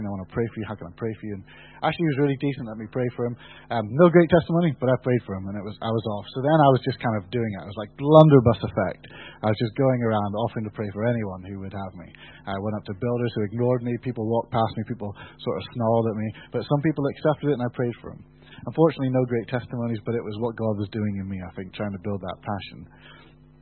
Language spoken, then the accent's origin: English; United Kingdom; We're British